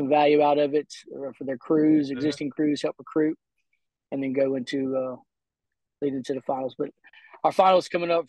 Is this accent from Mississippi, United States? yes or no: yes; Summit, Mississippi, United States; also born or lived in Jackson, Mississippi / Pensacola, Florida; And I was raised here in Summit, Mississippi, pretty much my whole life. Raised right here, went to school where my kids go to school and have graduated. And so we all stay right here in a small town in Mississippi.